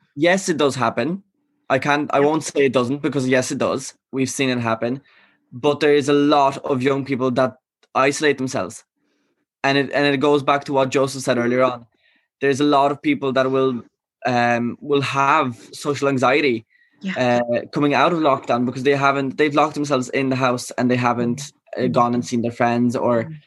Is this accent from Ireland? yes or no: yes; Galway, Connacht, Ireland; also born or lived in Poland; i wasn't born in ireland i was born in poland mm-hmm. i came here when i was five so i left my community back in poland like you know mm. in mm-hmm. my hometown right. and i moved here to galway